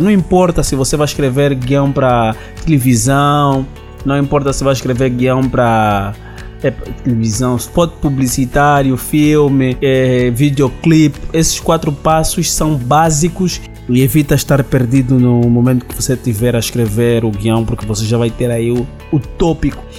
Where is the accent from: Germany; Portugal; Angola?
Angola